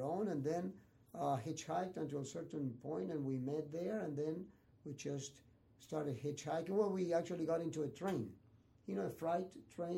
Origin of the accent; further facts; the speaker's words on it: Argentina; moved away; also born or lived in Santa Monica, California; I'm from Argentina